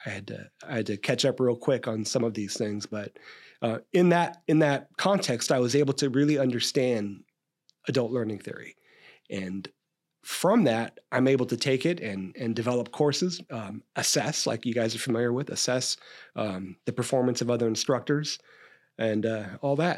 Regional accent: Stockton, California, United States; I grew up in Stockton

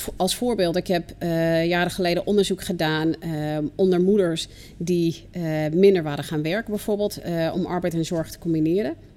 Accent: United States; now in Netherlands; ik kom zelf uit de VS

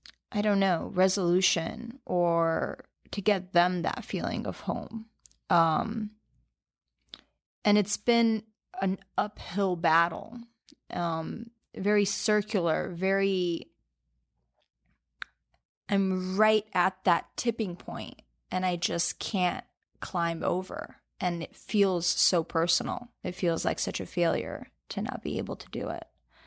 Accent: Albania; moved away; I was born in Albania, and I lived really close to the beach while I was there.

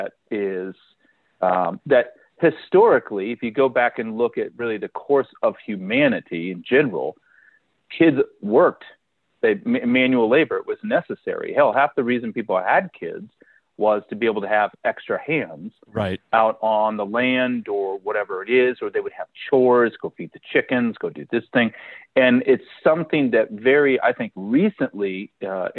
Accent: Kansas, United States; growing up in Kansas

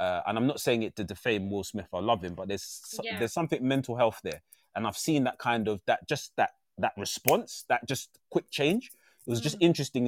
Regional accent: London, United Kingdom; I was raised in a really rough part of East London. I'm very proud of my roots. I'm an East Lander

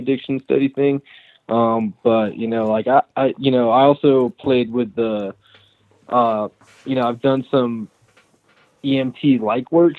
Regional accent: Atlanta, Georgia, United States; moved away; I'm originally from Atlanta

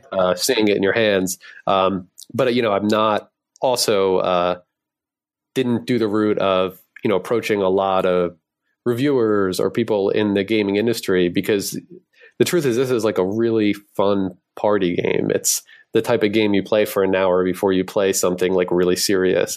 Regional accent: Philadelphia, Pennsylvania, United States; I'm from Philly

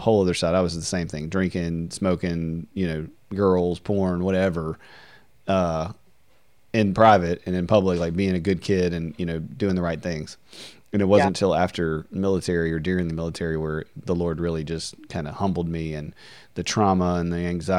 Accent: Deville, Louisiana, United States; I grew up in DeVille, Louisiana, which is a really country town, small town, Southern Baptist

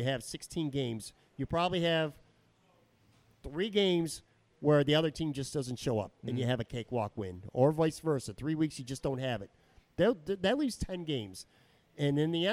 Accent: Buffalo, New York, United States; I'm from Buffalo

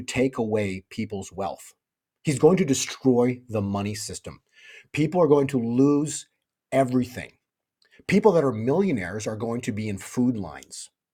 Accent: Canada; moved away; I used to be in Canada, I was born in Canada

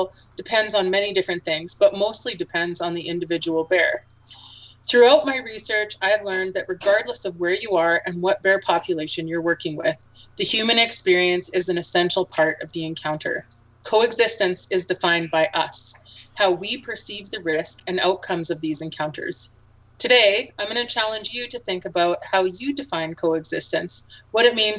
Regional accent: Alberta, Canada; I grew up in Alberta, and I spent my childhood recreating in Alberta's parks.

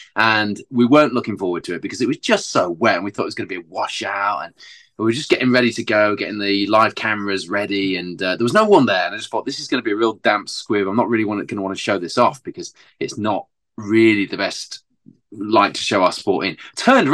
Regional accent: Hull, Yorkshire and the Humber, United Kingdom; my hometown of Hull

